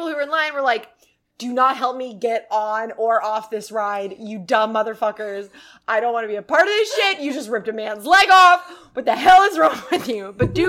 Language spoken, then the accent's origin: English; Jackson Hole, Wyoming, United States; So there is a place where I grew up in Jackson Hole. It's called Adventure Landing.